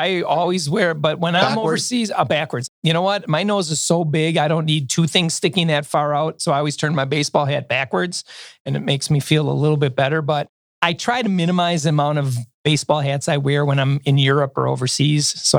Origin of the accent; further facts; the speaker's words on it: Milwaukee, Wisconsin, United States; I told him we're from Milwaukee.